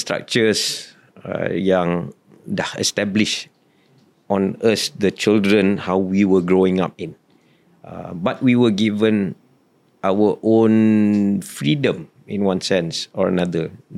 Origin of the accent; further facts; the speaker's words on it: Petaling Jaya, Selangor, Malaysia; also born or lived in Belgium; when we moved back to Malaysia, Section 14, I'm PJ boy.